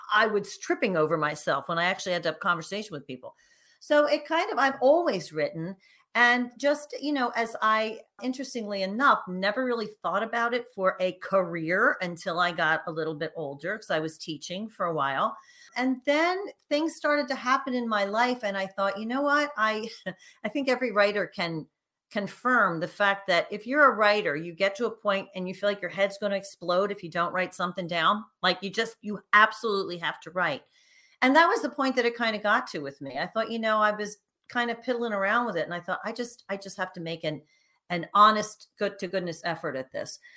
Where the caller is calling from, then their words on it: Philadelphia, Pennsylvania, United States; I am actually just outside of Philadelphia, which in true Philadelphia fashion is dreary and cranky this time of year.